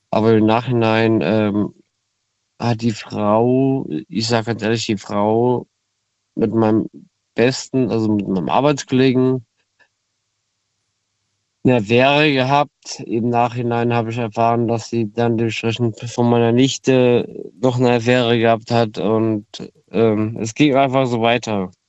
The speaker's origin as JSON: {"language": "German", "town": "Koblenz", "region": "Rhineland-Palatinate", "country": "Germany", "said": "Ähm, ich komme aus Koblenz, bin 26 Jahre alt."}